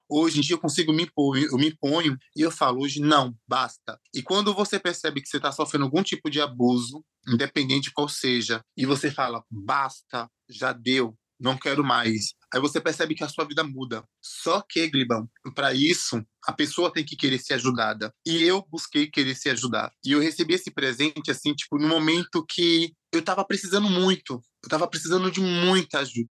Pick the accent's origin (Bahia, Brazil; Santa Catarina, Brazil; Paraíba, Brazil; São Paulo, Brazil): Bahia, Brazil; interior of; born or raised there; also born or lived in Aracaju, Sergipe